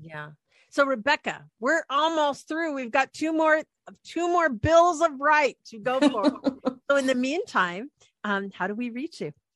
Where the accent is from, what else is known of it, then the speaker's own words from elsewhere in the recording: Anacortes, Washington, United States; we lived when we grew up in Anacortes and we lived right on the water